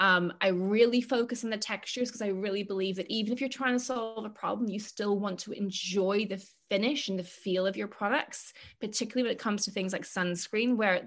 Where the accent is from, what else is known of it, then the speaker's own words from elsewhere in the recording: Ireland; I'm Irish after all.